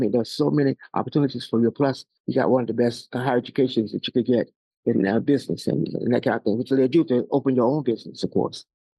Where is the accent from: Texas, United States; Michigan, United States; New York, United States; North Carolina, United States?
North Carolina, United States; moved away as an adult; also born or lived in Savannah, Georgia; I was born in North Carolina in a small town of about 2,500, most of whom were Black. And I then went to college at North Carolina, a college which is now North Carolina Central University